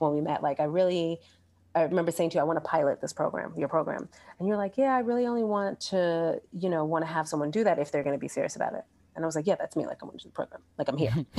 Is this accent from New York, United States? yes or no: yes; Brooklyn, New York, United States; moved away as an adult; also born or lived in New Orleans; growing up in Brooklyn